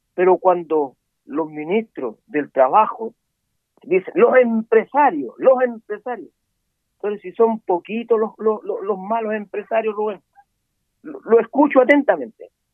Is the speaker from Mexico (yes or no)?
no; Guangualí / La Ligua area, Valparaíso, Chile; Yo soy de Guantelauquén